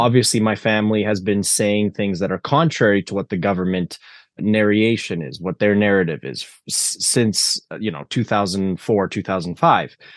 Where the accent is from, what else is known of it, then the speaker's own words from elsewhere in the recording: Canada; I grew up in the Canada where that was the reality